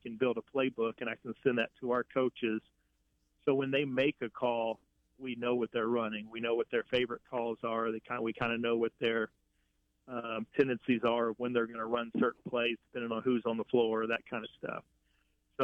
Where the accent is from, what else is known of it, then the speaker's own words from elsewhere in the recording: Picayune, Mississippi, United States; I grew up in Picayune, Mississippi